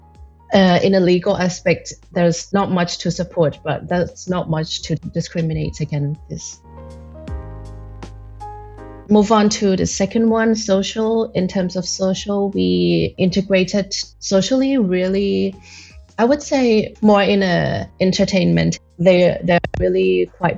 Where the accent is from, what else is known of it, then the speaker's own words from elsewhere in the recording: Thailand; now in Belgium; Thailand, since I grew up there